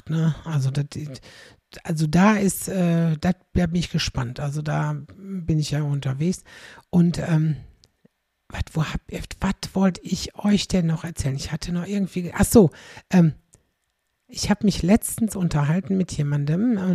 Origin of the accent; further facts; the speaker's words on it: Aldekerk, North Rhine-Westphalia, Germany; In Wachtendonk, das ist knapp neben meiner Heimat in Aldekerk.